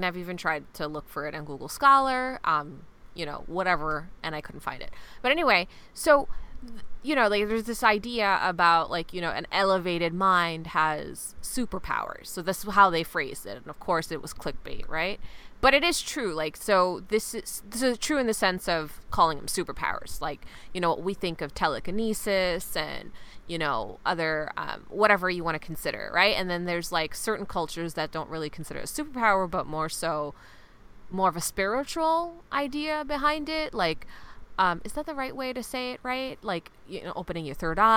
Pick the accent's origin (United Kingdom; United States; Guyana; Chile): Guyana